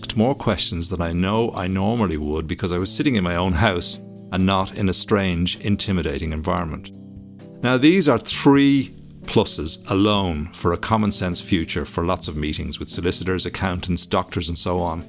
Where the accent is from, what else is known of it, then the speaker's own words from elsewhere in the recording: Bray, Leinster, Ireland; my hometown in Bray in Ireland